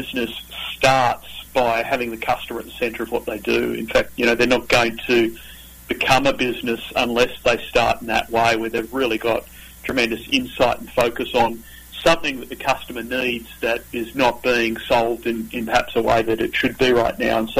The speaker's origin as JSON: {"language": "English", "country": "Australia", "also_born_or_lived": "Northern California", "accent": "Australian", "moved": "yes", "lives_now": "United States", "said": "this is not my Northern Californian accent. This is my Australian accent. So I'm originally from down under"}